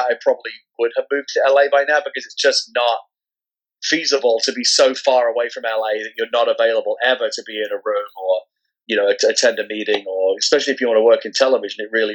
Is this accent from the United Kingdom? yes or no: yes; London, United Kingdom; moved away as an adult; now in San Francisco, United States; I'm originally from London, England. I was born there back in 1972.